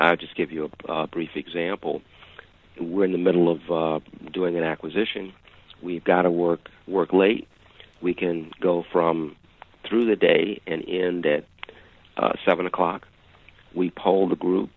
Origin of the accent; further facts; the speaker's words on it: Chicago, Illinois, United States; I grew up in Chicago.